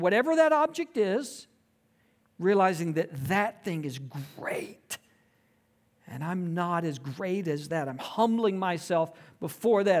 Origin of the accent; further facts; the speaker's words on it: Tifton, Georgia, United States; I grew up in South Georgia. a small town, uh, Tifton, Georgia, um, and it was a great place to grow up.